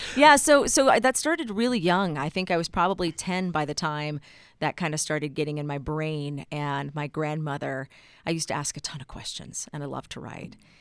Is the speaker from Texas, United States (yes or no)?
yes; Texas, United States; moved away as an adult; now in Utah, United States; you just grow up in Texas being very proud of being a Texan